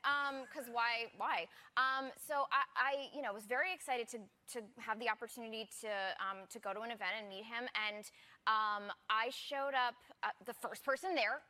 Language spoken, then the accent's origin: English; Maine, United States; he's from Maine, and I'm from Maine